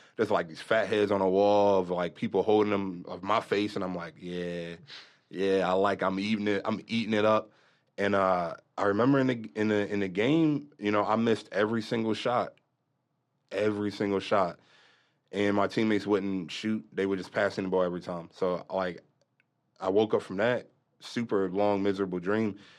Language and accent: English; Lexington Park, Maryland, United States; moved away; I'm originally from Maryland, Southern Maryland. It's a little country down there, um, area called Saint Mary's County, Lexington Park.